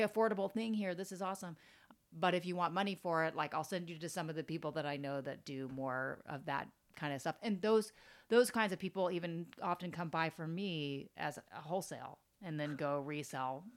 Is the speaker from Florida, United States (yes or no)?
yes; Florida, United States; moved away as an adult; also born or lived in Tampa, Florida; now in New York, United States; growing up in Florida, it's like I'm used to finding everything for like really, really cheap